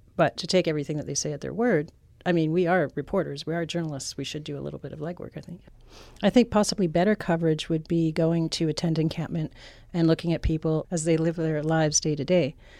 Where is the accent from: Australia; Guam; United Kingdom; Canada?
Canada; moved away; I'm from Canada